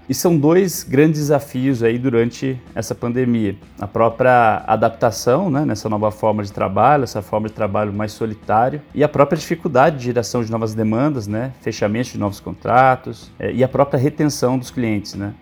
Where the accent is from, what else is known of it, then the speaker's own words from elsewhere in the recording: Campinas, São Paulo, Brazil; Sou natural de Campinas, no interior de São Paulo